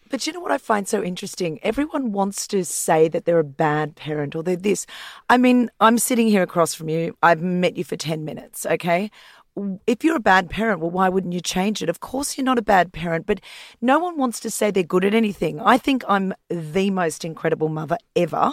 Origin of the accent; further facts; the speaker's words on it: Queensland, Australia; now in Sydney, Australia; I grew up in Queensland and I grew up on a property